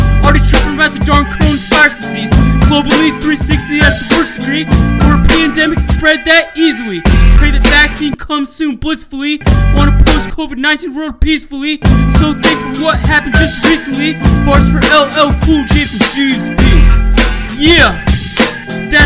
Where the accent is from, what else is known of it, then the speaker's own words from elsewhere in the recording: Great Falls, Virginia, United States; Great Falls, Virginia, my hometown